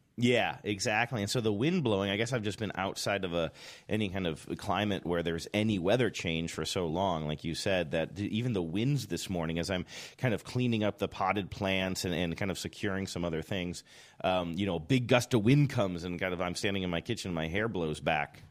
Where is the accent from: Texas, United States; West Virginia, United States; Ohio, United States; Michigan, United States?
Ohio, United States; also born or lived in New Hampshire / Seattle; now in California, United States; Growing up in Ohio